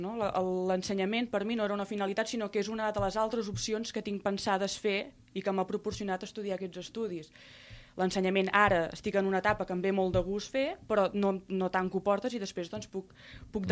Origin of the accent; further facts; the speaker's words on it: Reus, Catalonia, Spain; a Reus, la ciutat d'on sóc